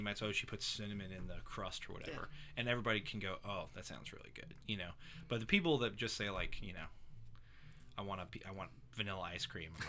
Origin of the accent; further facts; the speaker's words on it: Fort Walton Beach, Florida, United States; I grew up in Fort Walton.